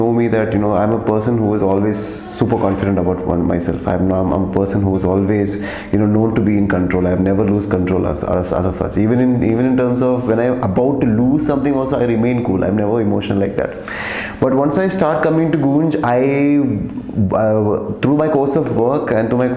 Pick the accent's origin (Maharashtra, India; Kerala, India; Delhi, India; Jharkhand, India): Kerala, India; I'm coming from Kerala